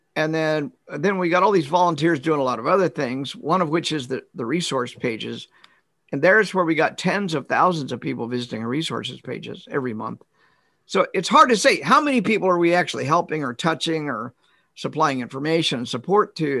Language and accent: English; Kansas, United States; I'm a lifelong, uh, born and raised in Kansas, went away for grad school for six years, and then I came back